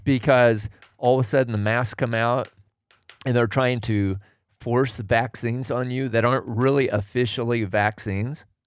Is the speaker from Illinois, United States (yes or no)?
no; Oregon, United States; I grew up in Oregon